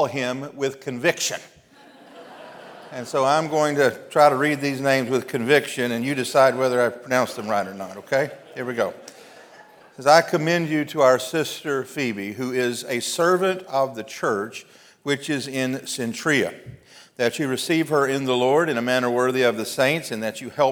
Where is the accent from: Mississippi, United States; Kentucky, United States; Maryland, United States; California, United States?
Mississippi, United States; I'm from Mississippi